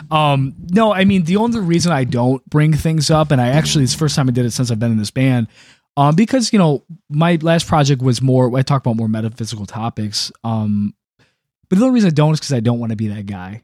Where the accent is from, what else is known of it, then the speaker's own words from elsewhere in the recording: Detroit, Michigan, United States; also born or lived in Macomb County; originally, um, like, East Metro Detroit, I've lived up and down Gratiot Avenue